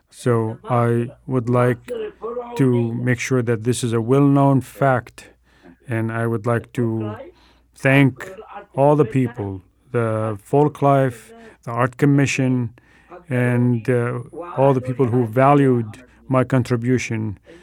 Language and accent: English; Egypt; English is a second language; moved away as an adult; now in Seattle, United States; So I have been in Seattle for 38 years. I was born in Egypt.